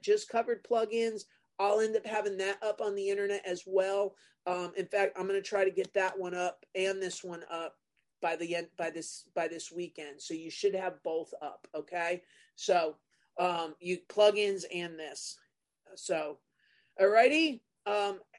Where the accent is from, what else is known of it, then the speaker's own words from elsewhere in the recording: New Jersey, United States; I'm from New Jersey